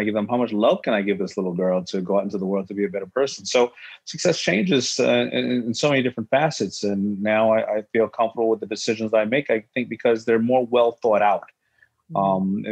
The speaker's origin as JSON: {"language": "English", "town": "New York City", "region": "New York", "country": "United States", "tie": "born or raised there", "also_born_or_lived": "Brooklyn", "said": "being born in Brooklyn, growing up in Hollis, Queens with a strong mother"}